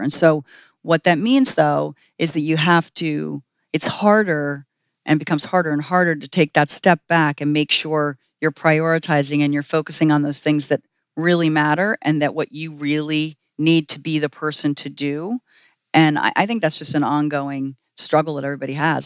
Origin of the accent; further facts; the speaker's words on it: northeastern Pennsylvania, United States; I grew up in northeastern Pennsylvania